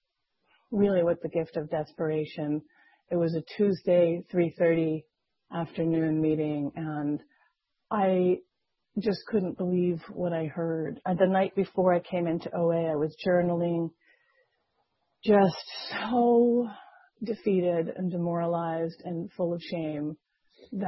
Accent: Las Vegas, Nevada, United States; I grew up in Las Vegas

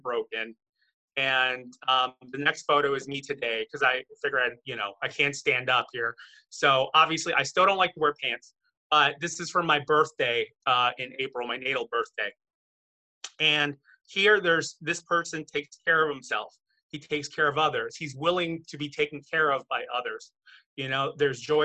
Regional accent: Chicago, Illinois, United States; moved away as an adult; now in Sherman Oaks, United States; I'm originally from Chicago. I'm here in Sherman Oaks, California now.

